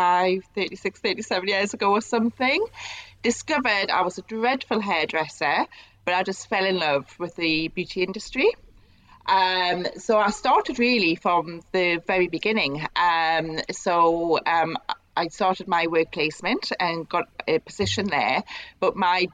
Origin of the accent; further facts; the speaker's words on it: Newcastle upon Tyne, North East England, United Kingdom; moved away as an adult; also born or lived in Northampton; it was time for me to go home. So I came back to Newcastle